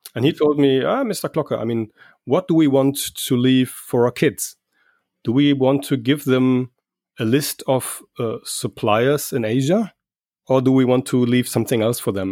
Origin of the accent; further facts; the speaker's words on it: Germany; I'm from Germany